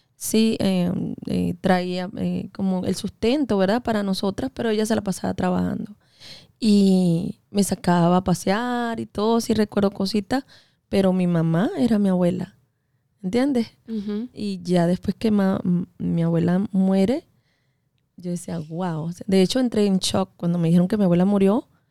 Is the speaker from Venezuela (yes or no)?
yes; Venezuela; now in United States; yo soy venezolana